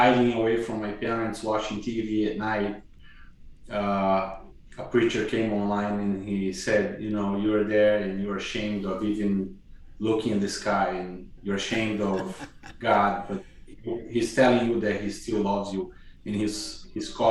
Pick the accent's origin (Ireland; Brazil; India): Brazil; Curitiba, Paraná; moved away as an adult; also born or lived in Hawaii / Massachusetts; now in Kansas City, United States; I grew up in Curitiba, which is just south of her home state of São Paulo